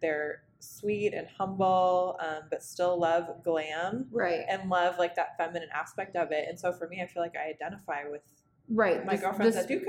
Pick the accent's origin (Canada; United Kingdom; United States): United States; Indiana; moved away as an adult; I'm from Indiana. I got relocated out here for work.